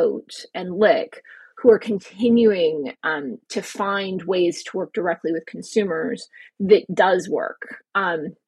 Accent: United States; moved away as an adult; also born or lived in Paris, France; now in Europe; I'm American

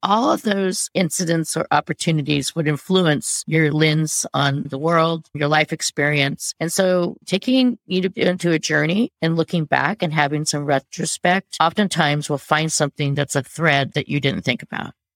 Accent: United States; I'm American

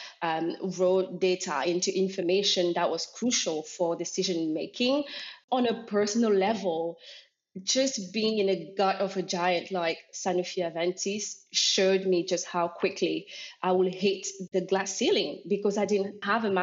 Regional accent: Normandy, France; moved away; also born or lived in Cameroon; I was born in Cameroon, Central Africa, but I grew up in Normandy in France, a small town of five living souls.

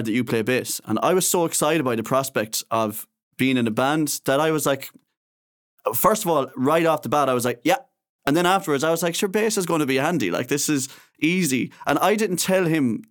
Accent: Castlerea, Connacht, Ireland; we're both from Castlereagh.

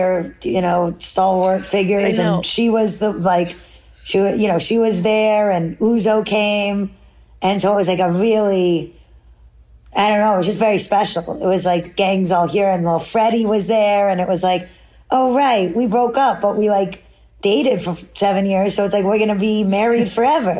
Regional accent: New York City, New York, United States; as a city kid

